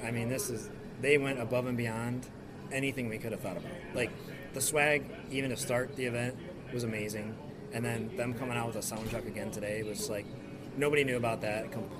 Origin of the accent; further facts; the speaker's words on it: Detroit, Michigan, United States; And I'm from the Detroit area